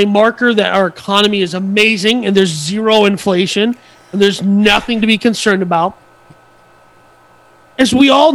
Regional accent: United States; I'm American

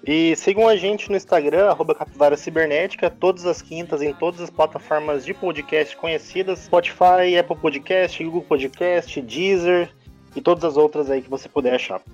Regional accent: Campo Grande, Mato Grosso do Sul, Brazil; Sou daqui de Campo Grande, vivi, cresci aqui, joguei bola na rua

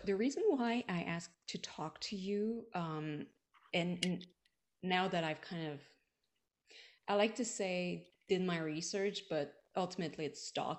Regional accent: Montreal, Quebec, Canada; now in Washington, United States; I'm from Montreal.

